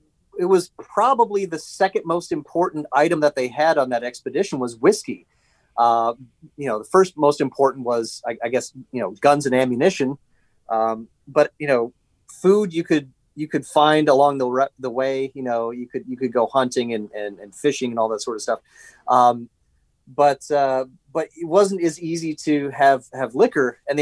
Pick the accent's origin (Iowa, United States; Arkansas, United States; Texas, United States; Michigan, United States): Iowa, United States; Davenport; moved away as an adult; also born or lived in Philadelphia area; now in Philadelphia, United States; I grew up on the Mississippi River in the Quad Cities, Davenport, Iowa, Rock Island, Moline, Illinois.